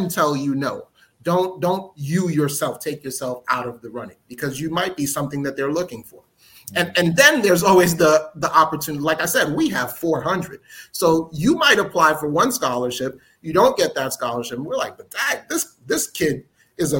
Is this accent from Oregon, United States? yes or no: no; New York City, New York, United States; also born or lived in Newark, New Jersey; I was born and raised in Newark, New Jersey, but I grew up in New York, in Brooklyn, New York.